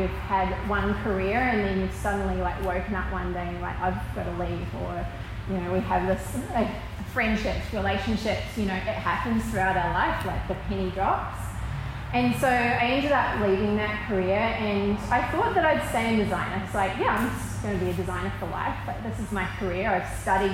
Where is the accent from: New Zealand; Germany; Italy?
New Zealand; moved away as an adult; also born or lived in Sydney, Australia / Melbourne, Australia; now in Newcastle, Australia; I grew up in New Zealand and then moved here 20 years ago.